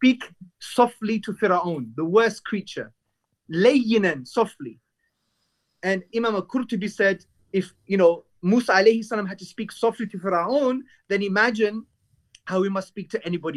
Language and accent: English; London, United Kingdom; I'm from Hackney, brought up in the 80s.